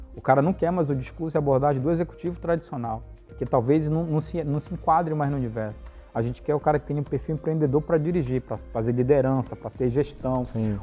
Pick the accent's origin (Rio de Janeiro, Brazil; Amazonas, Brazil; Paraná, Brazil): Amazonas, Brazil; Parintins; eu sou natural de Parintins, né? Eu, uhum. nasci, eu nasci na cidade de Parintins